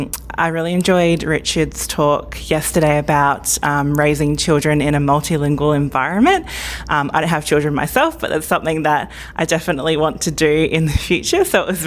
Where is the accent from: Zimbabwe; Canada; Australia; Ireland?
Australia; Melbourne, Victoria; I'm from Melbourne.